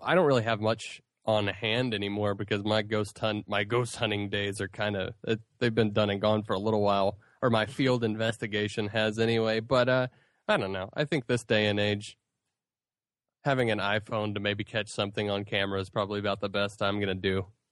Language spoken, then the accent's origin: English; Asheville, North Carolina, United States; I grew up with here in Asheville